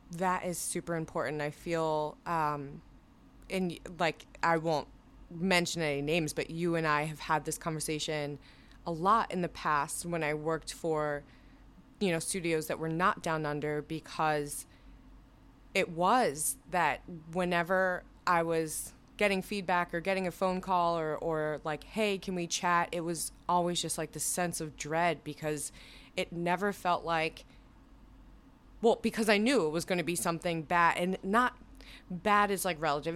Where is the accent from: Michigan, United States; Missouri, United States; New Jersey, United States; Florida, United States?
New Jersey, United States; moved away; I am from New Jersey.